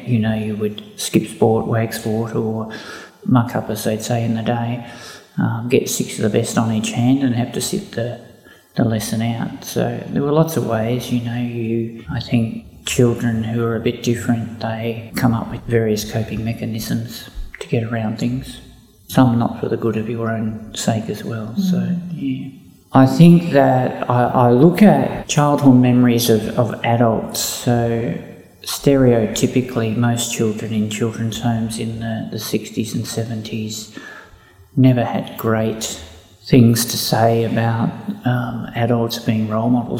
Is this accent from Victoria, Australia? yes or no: yes; Ballarat, Victoria, Australia; I grew up in Ballarat. I went to school in Ballarat